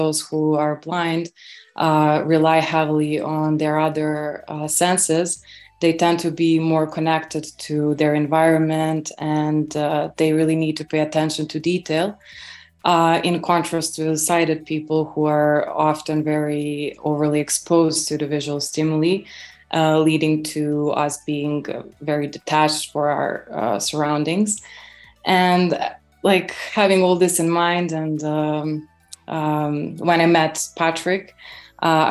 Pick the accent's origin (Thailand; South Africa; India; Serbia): Serbia; Belgrade; moved away as an adult; also born or lived in Warsaw; I was born and raised in Belgrade, Serbia